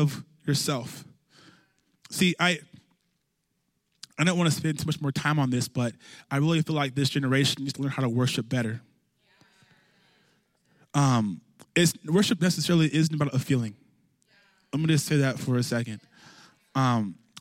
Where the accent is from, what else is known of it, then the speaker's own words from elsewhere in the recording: California, United States; I grew up in California